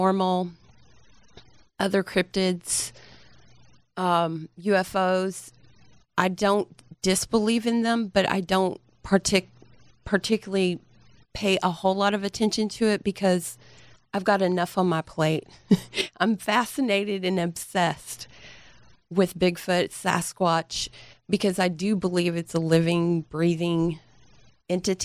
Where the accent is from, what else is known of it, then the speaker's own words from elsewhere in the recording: Dallas, Texas, United States; also born or lived in Garland, Texas; I'm from here. I'm from Dallas, Texas